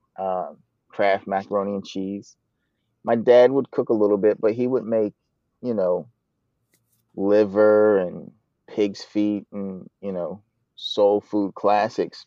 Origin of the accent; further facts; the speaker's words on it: Chantilly, Virginia, United States; now in Poughkeepsie, United States; Originally from Chantilly, Virginia, suburb of DC.